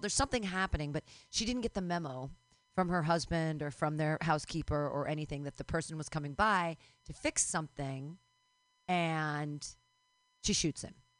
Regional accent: California, United States; I'm a crunchy fucking granola Californian over here

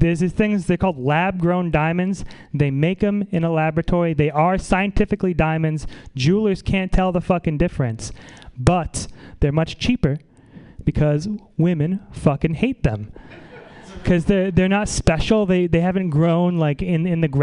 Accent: Saratoga Springs, New York, United States; now in San Francisco, United States; I'm from upstate New York, though. It's not real New York

